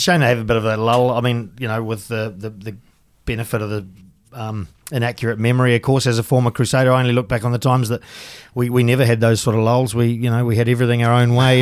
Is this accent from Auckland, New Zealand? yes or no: no; Tuahiwi, Canterbury, New Zealand; moved away as an adult; also born or lived in England / France; I grew up in the country, um, little town called Tuahiwi